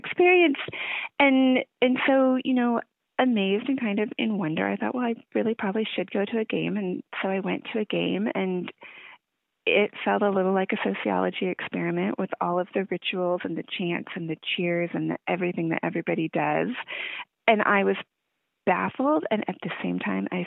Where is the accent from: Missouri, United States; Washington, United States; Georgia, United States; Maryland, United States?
Washington, United States; Seattle; moved away as an adult; also born or lived in Lawrence, Kansas; I grew up in the Seattle area